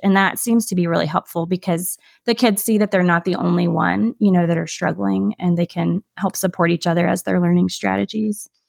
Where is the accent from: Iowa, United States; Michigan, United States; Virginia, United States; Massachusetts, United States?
Virginia, United States; Williamsburg; also born or lived in Charlottesville, Virginia / Shenandoah Valley, Virginia; where I grew up in Williamsburg